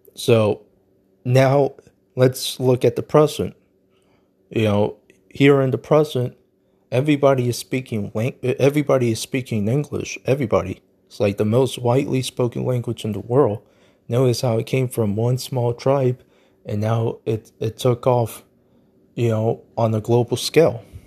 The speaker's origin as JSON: {"language": "English", "country": "United States", "said": "I'm American"}